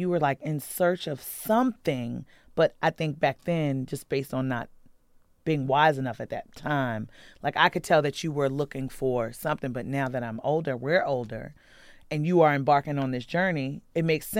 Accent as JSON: {"language": "English", "town": "Compton", "region": "California", "country": "United States", "tie": "born or raised there", "also_born_or_lived": "Baltimore, Maryland", "moved": "yes", "said": "And I'm from Baltimore City. I grew up in Compton, California."}